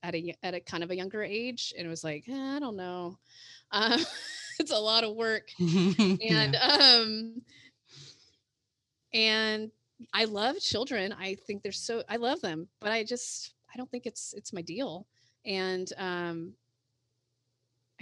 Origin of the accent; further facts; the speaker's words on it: San Leandro, California, United States; grew up in San Leandro, which is in the East Bay portion of the Bay Area.